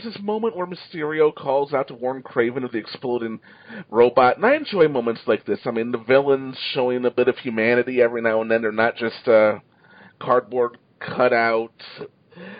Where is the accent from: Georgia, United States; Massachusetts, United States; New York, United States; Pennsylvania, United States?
New York, United States; I'm a New Yorker.